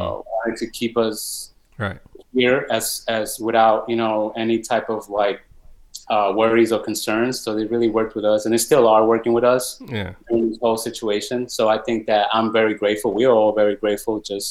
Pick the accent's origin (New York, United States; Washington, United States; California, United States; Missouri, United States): New York, United States; New York City; I'm a New Yorker at heart for sure. I live in the Bronx